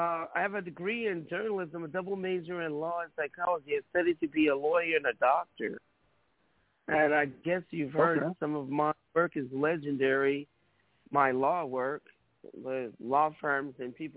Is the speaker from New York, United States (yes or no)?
yes; New York City, New York, United States; also born or lived in California / Utah; now in Las Vegas, United States; I'm from New York City. Been in Vegas since 2005. I currently live in Vegas now. Las Vegas, Nevada.